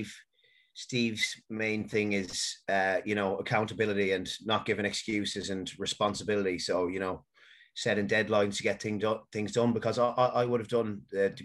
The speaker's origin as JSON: {"language": "English", "town": "Galway", "region": "Connacht", "country": "Ireland", "tie": "born or raised there", "also_born_or_lived": "Manchester, United Kingdom", "said": "I lived in Manchester until I was 10, and then I moved to Galway"}